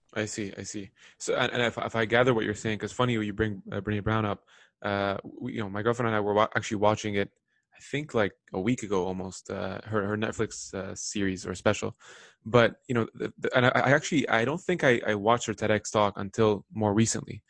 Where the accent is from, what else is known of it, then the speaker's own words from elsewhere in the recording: Lebanon; now in North America; I grew up in the Middle East. I, I was born in Lebanon.